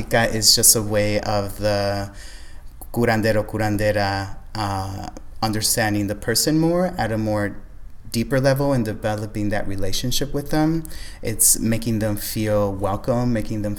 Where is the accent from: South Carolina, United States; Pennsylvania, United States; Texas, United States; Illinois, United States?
Illinois, United States; Chicago; Born and raised in Humboldt Park, in a predominantly Puerto Rican neighborhood.